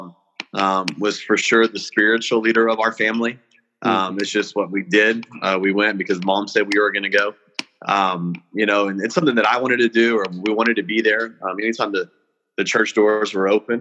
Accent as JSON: {"language": "English", "town": "Hereford", "region": "Texas", "country": "United States", "tie": "born or raised there", "said": "I grew up in Hereford, Texas, a little small cattle town up in the Texas Panhandle."}